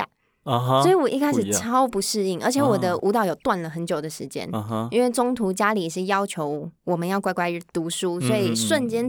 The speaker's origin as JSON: {"language": "Chinese", "region": "Taipei", "country": "Taiwan", "said": "不是，我是台北人，"}